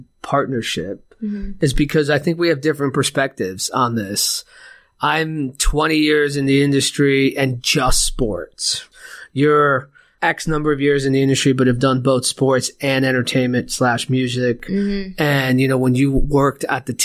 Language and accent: English; New York, United States; But I grew up in New York